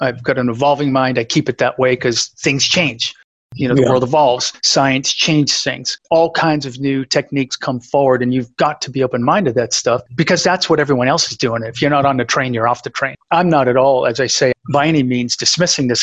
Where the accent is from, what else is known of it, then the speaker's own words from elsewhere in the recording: New England, United States; I grew up playing that in New England